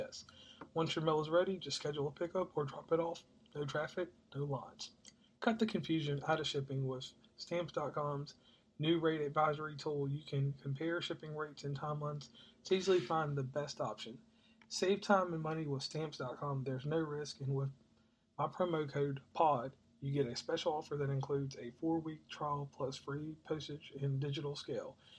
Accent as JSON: {"language": "English", "town": "Rustburg", "region": "Virginia", "country": "United States", "said": "I'm from Rustburg, Virginia, which is uh, close to a bigger city that everybody knows. That's Lynchburg, Virginia"}